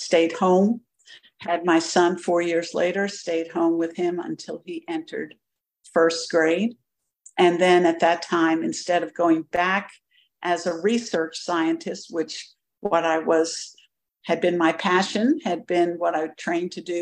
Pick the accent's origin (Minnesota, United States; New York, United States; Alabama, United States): New York, United States; New York City; now in Augusta, United States; I'm a girl from Brooklyn